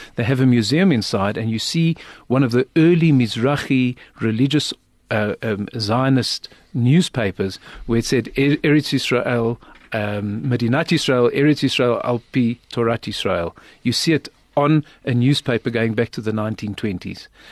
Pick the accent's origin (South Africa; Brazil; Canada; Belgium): South Africa; I'm from South Africa.